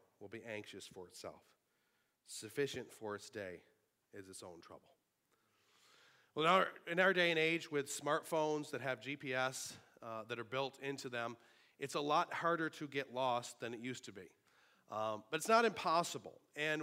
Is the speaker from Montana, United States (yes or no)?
no; Sanborn, New York, United States; born or raised there